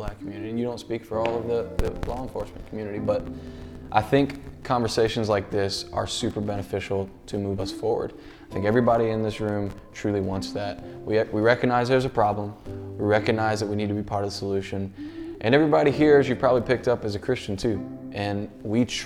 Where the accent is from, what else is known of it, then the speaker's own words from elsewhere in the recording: Baltimore, Maryland, United States; I grew up right outside of Baltimore City, Maryland.